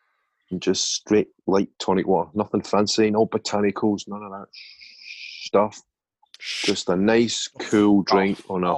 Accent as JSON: {"language": "English", "region": "Scotland", "country": "United Kingdom", "said": "I'm Scottish and I'm naturally adapted to hot and sunny weather."}